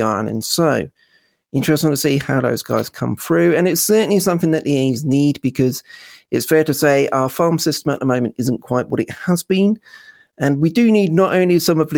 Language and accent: English; Norfolk, East of England, United Kingdom; I am from Norfolk